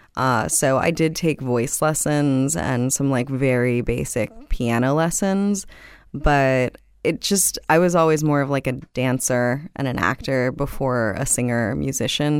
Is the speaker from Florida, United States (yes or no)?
yes; Miami, Florida, United States; moved away as an adult; also born or lived in Los Angeles; I grew up in South Miami, uh, so born and raised in the county of Dade